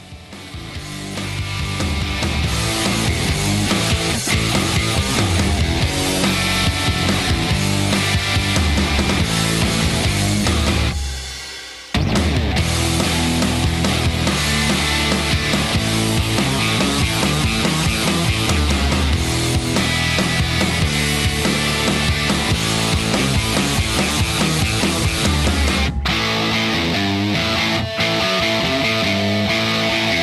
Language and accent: English; Indiana, United States; moved away; I'm from Indiana